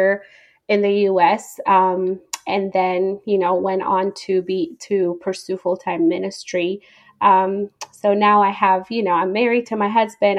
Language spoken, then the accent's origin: English; Addis Ababa, Ethiopia; now in United States; So I am originally from Ethiopia. I was born and raised there. I grew up in the capital city, Addis Ababa.